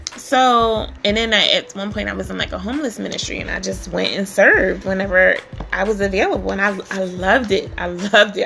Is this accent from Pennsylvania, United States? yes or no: yes; Philadelphia, Pennsylvania, United States; I grew up in Philly. Philadelphia, PA